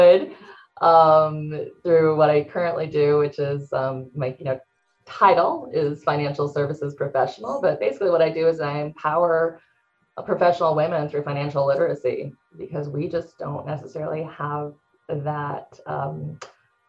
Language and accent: English; San Francisco, California, United States; moved away; also born or lived in Maui / Las Vegas; I'm from San Francisco. I lived in Maui.